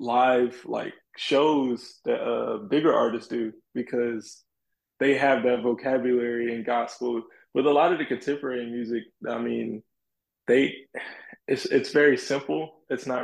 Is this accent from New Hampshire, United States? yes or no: no; South Carolina, United States; because where I'm from South Carolina, so I grew up around a lot of the gospel music.